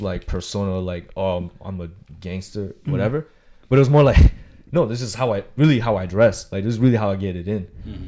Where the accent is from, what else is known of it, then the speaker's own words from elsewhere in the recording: San Diego, California, United States; also born or lived in Las Vegas / Berkeley; growing up here